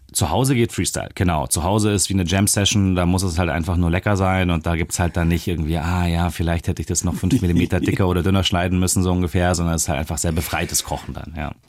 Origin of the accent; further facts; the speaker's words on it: Germany; als Deutsche